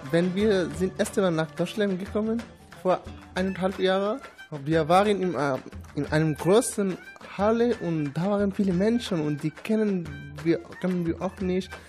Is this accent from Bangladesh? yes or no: yes; Bangladesh; ich komme aus Bangladesch. Ich bin 19 Jahre alt.